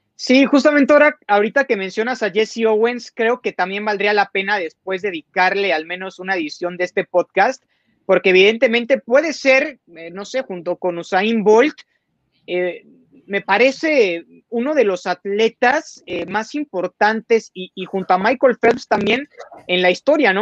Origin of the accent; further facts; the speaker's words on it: Mexico; tenemos que estar muy orgullosos como mexicanos